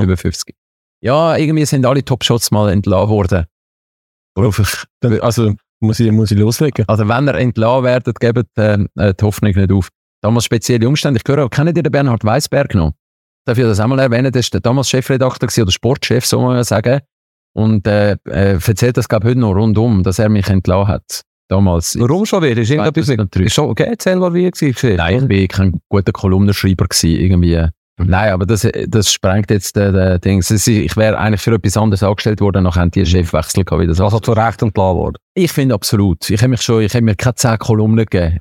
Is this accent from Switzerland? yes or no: yes; Switzerland; ich als Schweizer